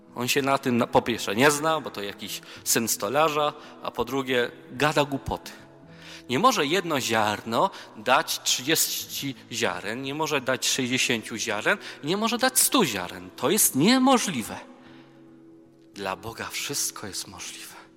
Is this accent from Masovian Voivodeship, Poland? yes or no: no; near Częstochowa, Silesian Voivodeship, Poland; Ja pochodzę z okolic Częstochowy, więc tam moja mama mnie urodziła.